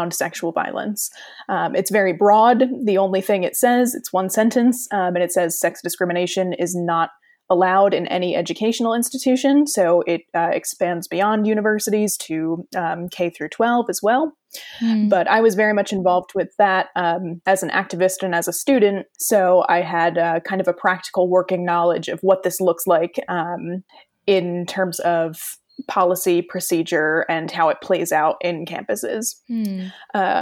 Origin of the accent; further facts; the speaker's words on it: New Jersey, United States; moved away as an adult; also born or lived in Sussex, England; now in York, United Kingdom; I am originally from New Jersey in the US